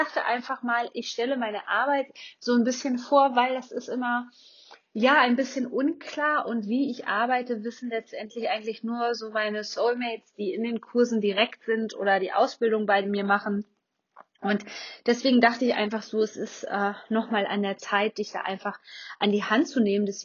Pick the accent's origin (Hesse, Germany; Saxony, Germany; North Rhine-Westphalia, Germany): Hesse, Germany; Kassel; ich komme ja aus, aus Nordhessen ähm, bin geboren in Kassel